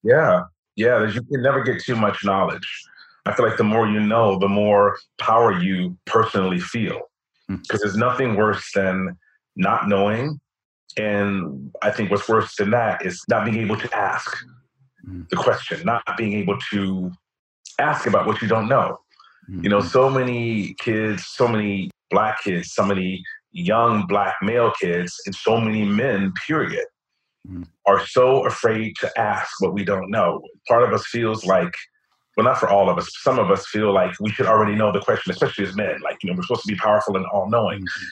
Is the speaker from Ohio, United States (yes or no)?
yes; Cincinnati, Ohio, United States; now in New York, United States; I grew up in Walnut Hills, right off of Gilbert Avenue